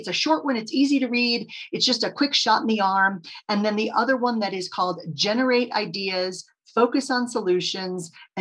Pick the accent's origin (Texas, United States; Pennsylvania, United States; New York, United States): Texas, United States; I grew up in Texas